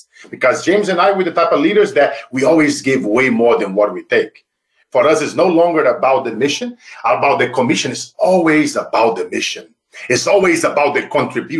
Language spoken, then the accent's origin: English; Brazil; moved away; as a kid growing up in Brazil